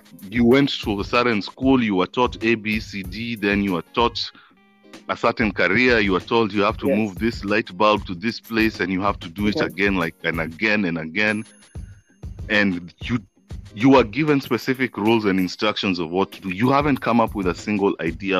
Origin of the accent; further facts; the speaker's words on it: Nairobi, Kenya; I moved from Zima and then went to Runda